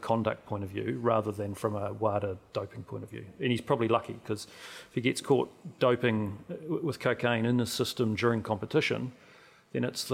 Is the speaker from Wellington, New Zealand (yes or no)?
no; King Country, Waikato, New Zealand; now in Auckland, New Zealand; I grew up in the King Country. I've lived in Auckland for a long time